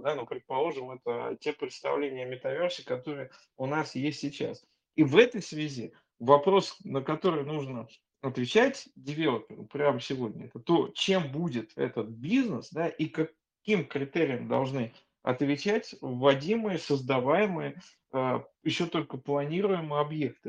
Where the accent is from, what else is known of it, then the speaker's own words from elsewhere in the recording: Saint Petersburg, Russia; как петербуржец